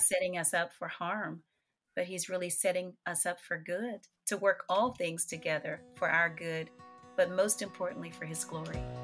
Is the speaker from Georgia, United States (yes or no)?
no; New Orleans, Louisiana, United States; I am, New Orleans, Louisiana. I grew up on Music Street